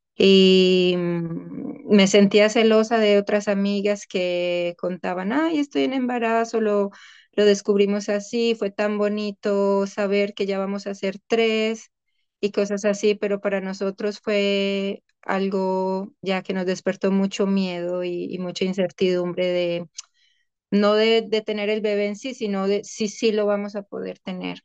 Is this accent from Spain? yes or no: no; Colombia; moved away as an adult; also born or lived in Amsterdam, Netherlands / Cologne, Germany; now in The Hague, Netherlands; soy colombiana y llevo ya 14 años en Europa